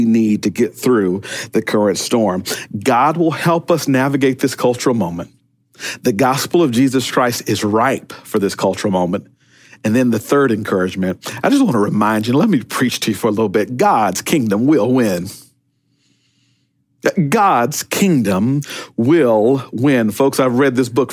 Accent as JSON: {"language": "English", "town": "Pearl", "region": "Mississippi", "country": "United States", "tie": "born or raised there", "moved": "yes", "said": "back in my neighborhood, growing up in Pearl, Mississippi"}